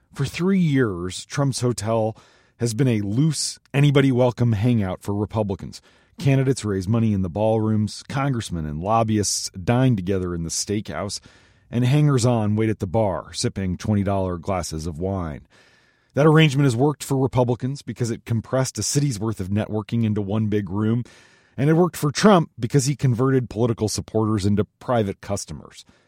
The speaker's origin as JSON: {"language": "English", "region": "Minnesota", "country": "United States", "tie": "born or raised there", "moved": "yes", "lives_now": "Washington, D.C., United States", "said": "Minnesota, my home state"}